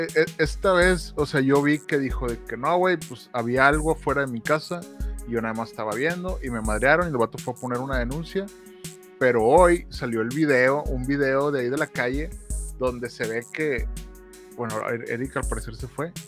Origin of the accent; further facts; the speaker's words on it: Mexico; como mexicanos